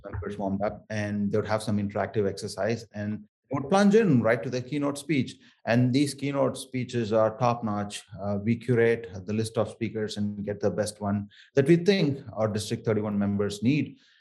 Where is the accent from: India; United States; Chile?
India; Chennai, Tamil Nadu; accent: thick South Indian; first language Tamil; English is a second language; moved away; I grew up in um, Chennai and um, areas around Chennai. This is from the southernmost of India, uh, from a state called Tamil Nadu, and um, Tamil is my native